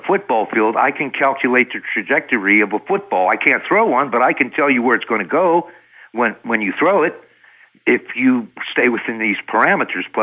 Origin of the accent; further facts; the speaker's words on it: United States; I'm American scientists